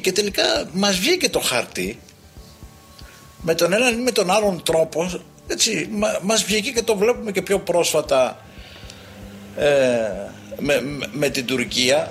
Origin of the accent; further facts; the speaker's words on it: Greece; ως Έλληνες